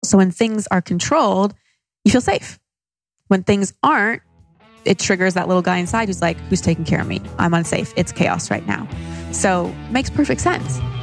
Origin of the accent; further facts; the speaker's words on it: Dallas, Texas, United States; moved away as an adult; also born or lived in Los Angeles; now in Austin, United States; I grew up in Dallas